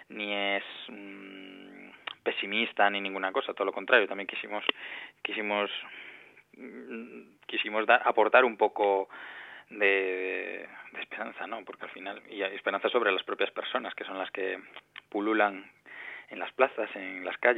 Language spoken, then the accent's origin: Spanish; Galicia, Spain; Para nada, somos los, tres, los tres somos gallegos